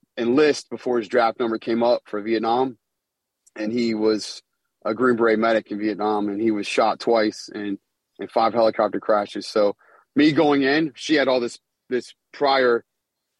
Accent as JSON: {"language": "English", "town": "Charlottesville", "region": "Virginia", "country": "United States", "tie": "born or raised there", "moved": "as an adult", "said": "UVA, my hometown in Charlottesville, where I'm from"}